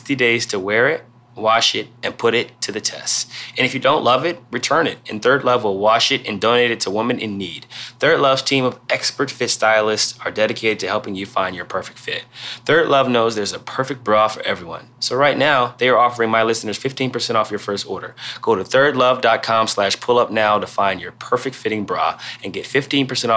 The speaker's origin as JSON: {"language": "English", "town": "Canton", "region": "Ohio", "country": "United States", "tie": "born or raised there", "said": "I'm from Canton and I've been watching it my whole life."}